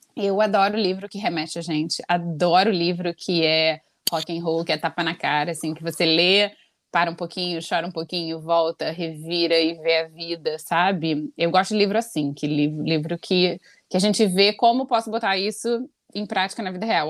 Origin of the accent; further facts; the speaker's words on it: Brazil; moved away as an adult; quando eu saí do Brasil